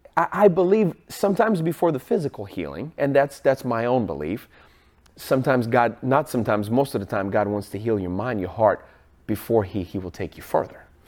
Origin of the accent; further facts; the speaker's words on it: Seattle, Washington, United States; I'm from Seattle